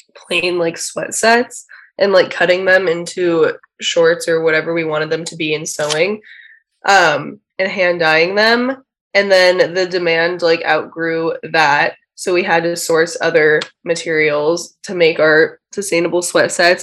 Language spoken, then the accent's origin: English; Orange County, California, United States; moved away as an adult; now in Los Angeles, United States; We're both from Orange County, so we live close to each other